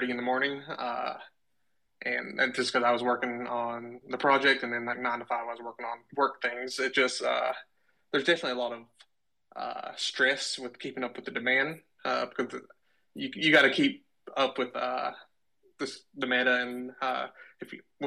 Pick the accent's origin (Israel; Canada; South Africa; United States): United States; Kentucky; moved away as an adult; now in Arkansas, United States; originally I'm from Kentucky, but I moved to Arkansas for a job after college